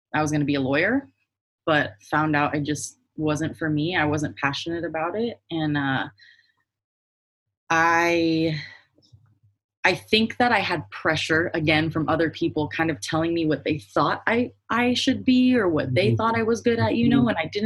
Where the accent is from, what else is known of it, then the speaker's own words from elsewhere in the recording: Palm Springs, California, United States; I grew up in like Palm Springs area